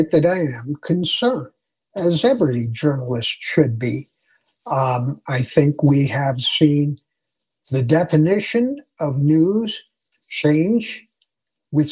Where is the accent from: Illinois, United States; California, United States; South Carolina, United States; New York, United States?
Illinois, United States; Chicago; moved away as an adult; now in Denver, United States; growing up in Chicago